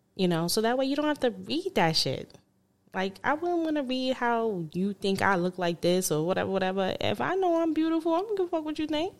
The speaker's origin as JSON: {"language": "English", "region": "New York", "country": "United States", "moved": "yes", "said": "I'm from New York"}